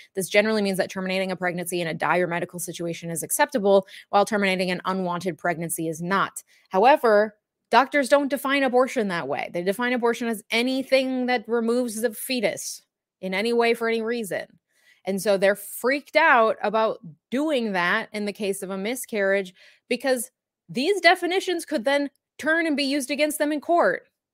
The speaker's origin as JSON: {"language": "English", "region": "Minnesota", "country": "United States", "said": "I am a Minnesotan through and through"}